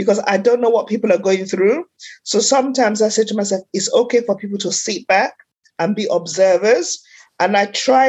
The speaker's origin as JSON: {"language": "English", "country": "Sierra Leone", "tie": "born or raised there", "said": "I was born in Sierra Leone in West Africa"}